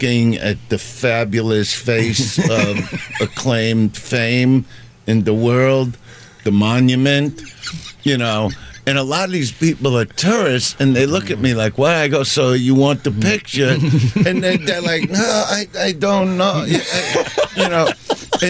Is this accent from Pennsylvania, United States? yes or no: no; Brooklyn, New York, United States; I'm from Brooklyn